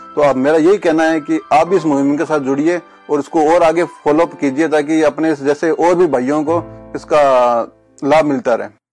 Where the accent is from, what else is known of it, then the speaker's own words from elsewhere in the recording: Hanumangarh, Rajasthan, India; moved away as an adult; now in Udaipur, India; मेरा जन्म स्थान हनुमानगढ़ डिस्ट्रिक्ट में हुआ है वहाँ मैंने अपना जन्म से लेकर के जो अपना कहते हैं कि काम करने की उम्र होती है तब तक सारा जीवन वहीं मैंने अपना निकाला है